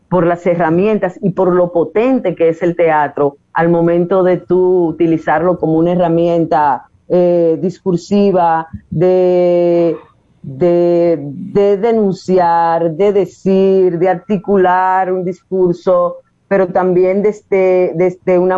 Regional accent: Puerto Plata, Dominican Republic; moved away; yo soy de Puerto Plata y vine aquí a estudiar publicidad en principio, pero luego me decidí por estudiar teatro

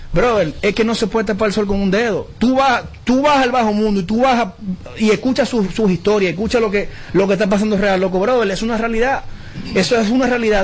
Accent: Dominican Republic; como dominicano

